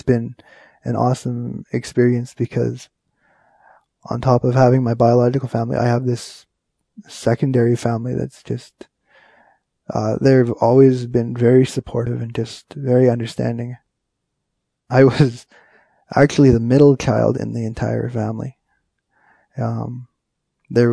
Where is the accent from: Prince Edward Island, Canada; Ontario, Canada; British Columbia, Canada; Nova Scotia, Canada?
Ontario, Canada; Kenora; also born or lived in Winnipeg, Manitoba / White Dog; I'm an Ojibwe from Kenora, Ontario. My home reserve is White Dog